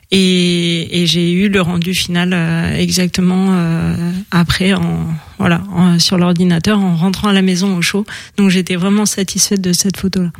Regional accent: Paris, Île-de-France, France; moved away as an adult; also born or lived in the valley (mountain area); J'ai passé mon enfance à Paris

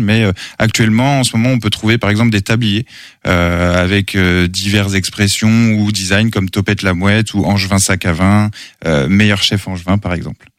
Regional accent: Angers, Pays de la Loire, France; natif d'Angers, toujours été sur Angers, enfin j'ai grandi sur Angers

